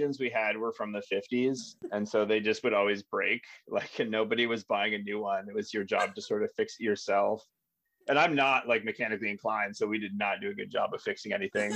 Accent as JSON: {"language": "English", "town": "Railton", "region": "Ontario", "country": "Canada", "said": "I'm from Railton. Railton, Ontario, Canada"}